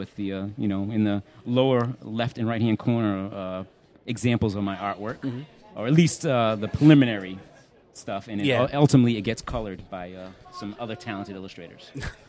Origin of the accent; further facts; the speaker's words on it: New Bedford, Massachusetts, United States; Massachusetts. Yeah, that's my hometown. Gotta love New Bedford.